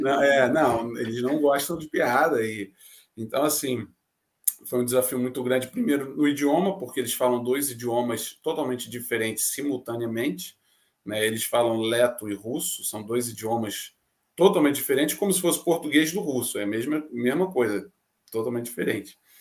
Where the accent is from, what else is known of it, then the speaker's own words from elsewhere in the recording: Rio de Janeiro, Brazil; moved away as an adult; now in Latvia; do Rio de Janeiro, onde eu cresci. Cresci no, no Meia